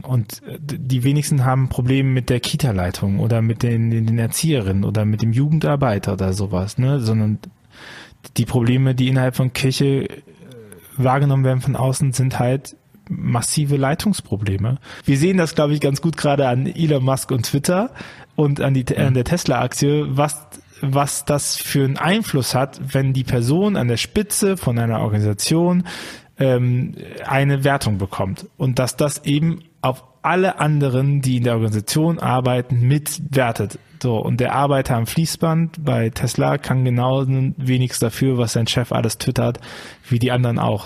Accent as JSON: {"language": "German", "town": "Bonn", "region": "North Rhine-Westphalia", "country": "Germany", "said": "Ich komme ja auch aus Bonn"}